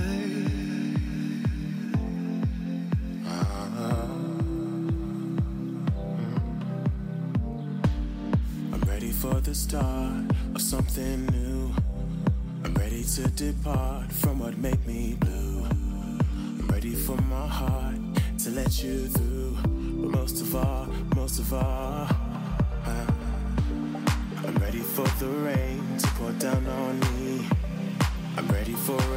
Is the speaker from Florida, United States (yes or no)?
no; New York, United States; I'm from New York. We don't say roof